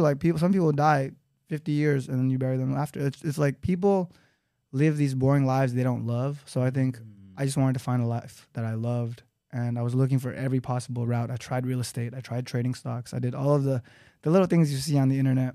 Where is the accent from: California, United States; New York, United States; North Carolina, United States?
California, United States; Los Angeles; I grew up in Los Angeles, California